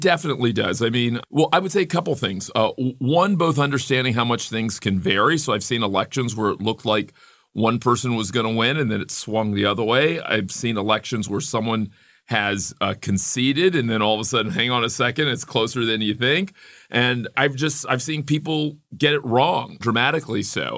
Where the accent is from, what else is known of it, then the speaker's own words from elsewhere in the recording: Miami, Florida, United States; a young black kid growing up in Miami in the seventies and eighties